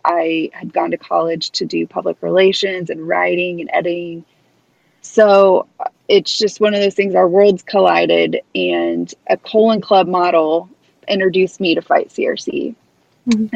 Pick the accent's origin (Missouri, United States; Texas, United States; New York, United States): Missouri, United States; Kansas City; this Midwestern girl from middle of the country. Here I come from Kansas City, Missouri